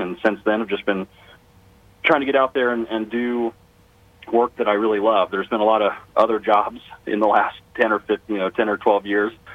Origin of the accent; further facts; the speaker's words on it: Avon, Indiana, United States; also born or lived in Danville, Indiana; I grew up uh, just down the street from Danville in a little town called Avon